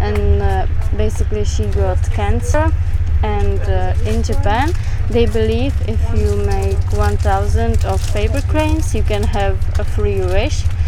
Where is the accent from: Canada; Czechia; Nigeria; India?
Czechia; I'm from Czech Republic